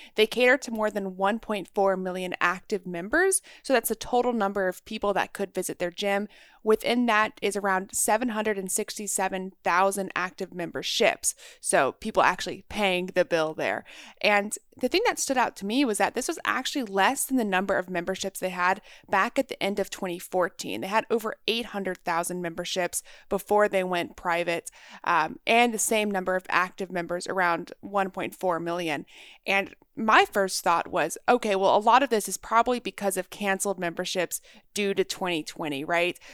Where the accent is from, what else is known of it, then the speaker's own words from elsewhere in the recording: Texas, United States; moved away as an adult; I grew up in Texas